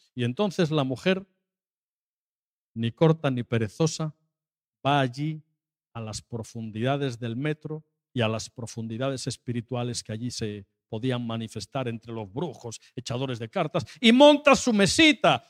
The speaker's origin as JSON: {"language": "Spanish", "region": "Asturias", "country": "Spain", "said": "yo soy de Asturias"}